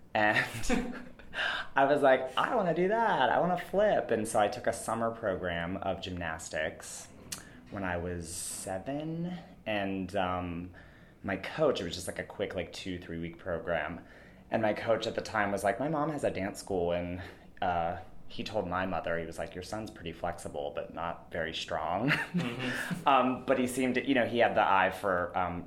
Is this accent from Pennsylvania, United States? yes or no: yes; McDonald, Pennsylvania, United States; I grew up in a tiny town called McDonald